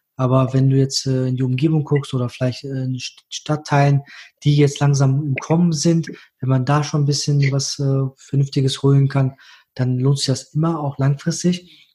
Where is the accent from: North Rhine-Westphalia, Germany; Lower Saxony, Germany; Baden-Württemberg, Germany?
North Rhine-Westphalia, Germany; Düsseldorf; ich als Düsseldorfer.